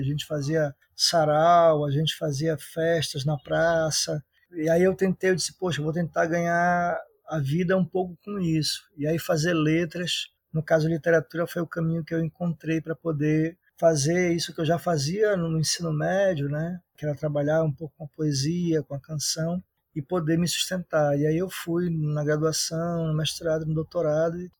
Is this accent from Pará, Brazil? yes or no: yes; Belém, Pará, Brazil; eu sou da periferia, do bairro da Marambaia, na capital Belém